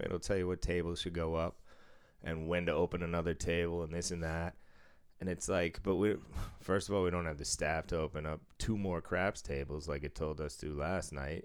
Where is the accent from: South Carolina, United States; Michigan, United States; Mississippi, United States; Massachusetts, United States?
Massachusetts, United States; moved away; I don't live in Massachusetts anymore